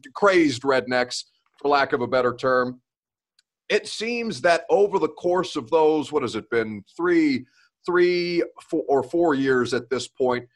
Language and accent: English; Evansville, Indiana, United States; now in Tennessee, United States; I'm from Evansville, Indiana